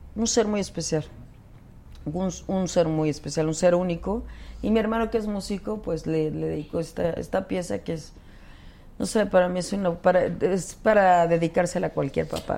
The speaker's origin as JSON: {"language": "Spanish", "country": "Mexico"}